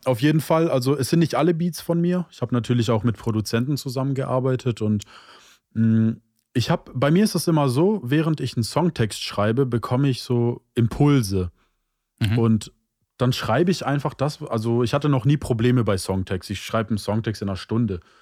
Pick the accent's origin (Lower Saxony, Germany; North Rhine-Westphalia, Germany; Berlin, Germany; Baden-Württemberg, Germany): Baden-Württemberg, Germany; Stuttgart; bin 25 Jahre alt und komme aus Stuttgart